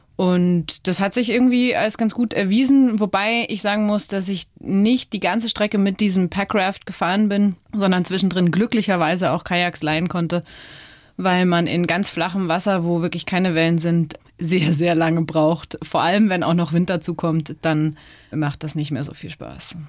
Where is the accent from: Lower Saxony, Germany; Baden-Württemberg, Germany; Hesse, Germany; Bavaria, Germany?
Bavaria, Germany; Chiemgau, Bavarian Alps, Germany; also born or lived in United States; Aufgewachsen bin ich in den Bayerischen Alpen